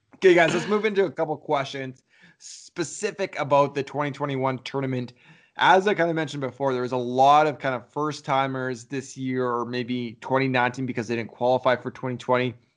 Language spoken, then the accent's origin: English; Canada; we're from Canada